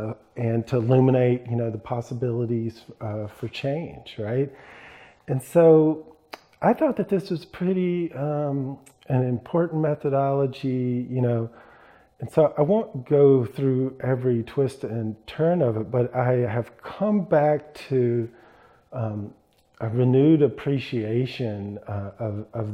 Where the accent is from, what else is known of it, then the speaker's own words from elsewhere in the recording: Mississippi, United States; moved away as an adult; also born or lived in California; I grew up in Mississippi